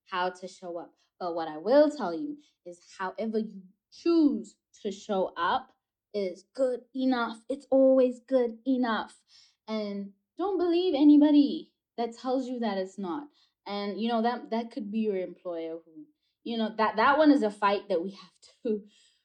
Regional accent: South Africa; growing up in South Africa and seeing American movies and TV

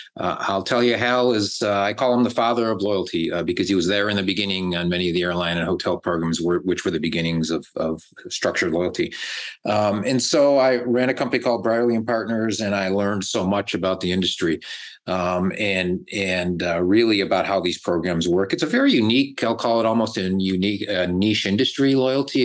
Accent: Buffalo, New York, United States; now in Dallas, United States; I grew up in Buffalo, New York, eating chicken wings, and now I'm here in Texas eating barbecues

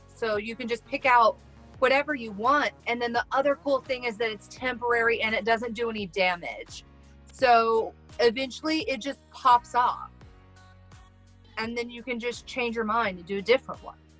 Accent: Midwest, United States; I'm from the Midwest and we're rednecks and we kind of say stuff wrong around here

